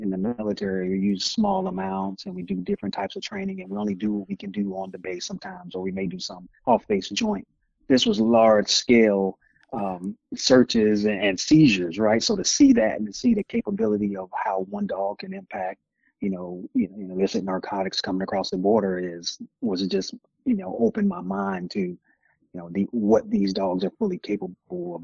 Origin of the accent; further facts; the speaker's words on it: Miami, Florida, United States; moved away as an adult; I'm originally from Miami, Florida